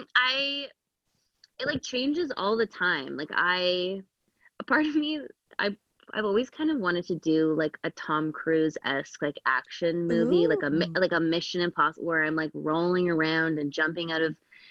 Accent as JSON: {"language": "English", "country": "Canada"}